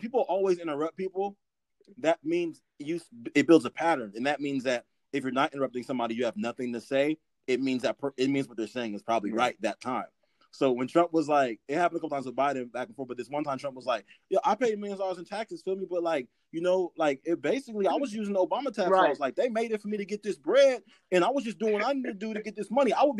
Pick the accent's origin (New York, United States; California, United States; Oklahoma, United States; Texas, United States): California, United States; as a Californian